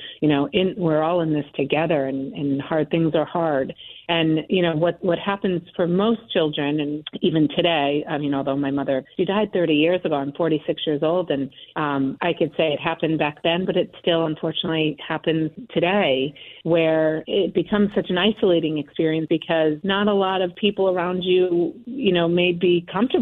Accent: Connecticut, United States; moved away; also born or lived in Boston; I grew up in Connecticut with a lot of support

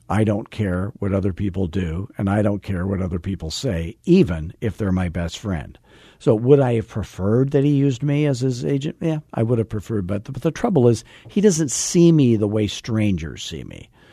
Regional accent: Arizona, United States; I'm from Arizona where everything's like fourteen years old and painted beige

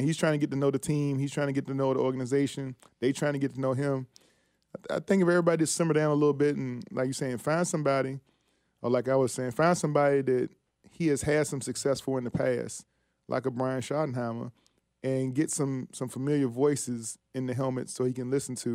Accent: Virginia, United States; I'm from the 804. I'm from Virginia. I'm an East Coast guy, right?

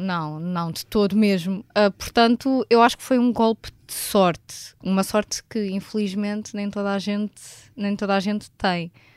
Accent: Vila Franca de Xira, Lisbon, Portugal; also born or lived in Alhandra; eu tenho 24 anos e sou de Vila Franca de Xira

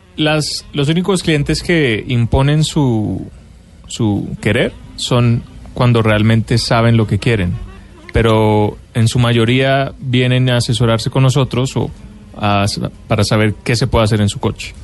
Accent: Colombia; como colombiano

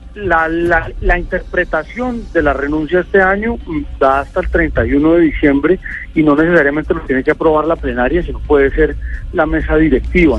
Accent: Bogotá, Colombia; ese ha sido un sueño como bogotano

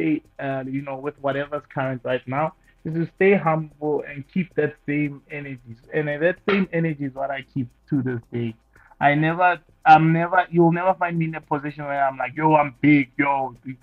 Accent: South Africa; born or raised there

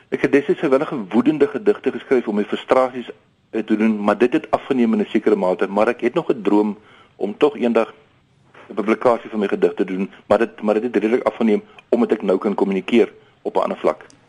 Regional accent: Queenstown, Eastern Cape, South Africa; also born or lived in Pretoria / Worcester; now in Tarkastad, South Africa; Ek het grootgeword in die Queenstown, Adelaide, Emotino area

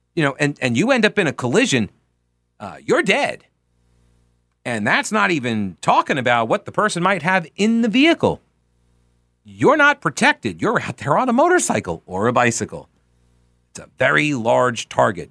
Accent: Long Island, New York, United States; now in Charlotte, United States; we were on Long Island

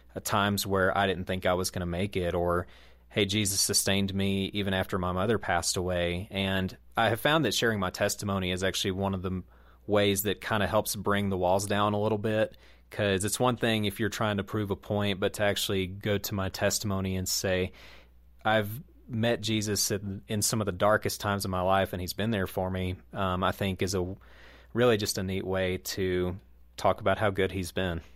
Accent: Southeast, United States; in the Southeast where I grew up

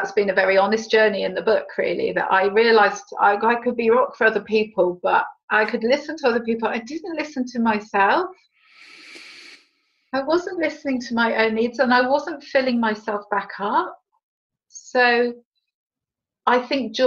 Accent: United Kingdom; we're British

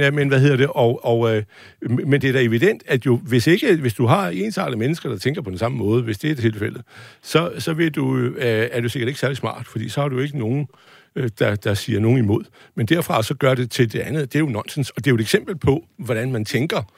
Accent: North Jutland, North Denmark Region, Denmark; Jeg er nordjyde

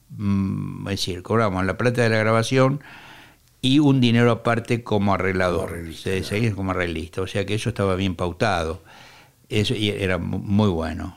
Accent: Quilmes, Buenos Aires Province, Argentina; vivía donde yo nací, en Quilmes, provincia de Buenos Aires

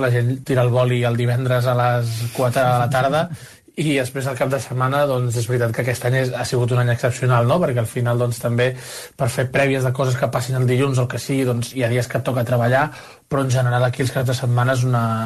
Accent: Barcelona, Catalonia, Spain; now in Brussels, Belgium; jo sóc de Barcelona

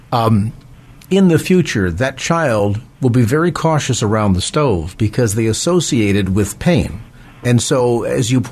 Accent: South San Francisco, California, United States; South San Francisco, my hometown.

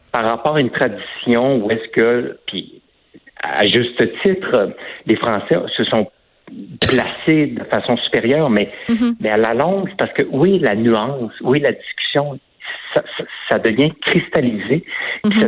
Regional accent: Quebec, Canada; je suis né au Québec, de parents français, donc je j'ai pas l'accent français

